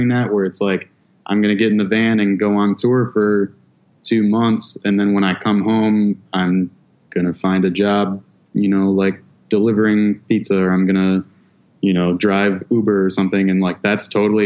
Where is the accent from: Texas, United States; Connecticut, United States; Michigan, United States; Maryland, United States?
Michigan, United States; Lexington; also born or lived in Port Huron, Michigan; There's like a little kind of resort town called Lexington, Michigan. And that's originally where I'm from.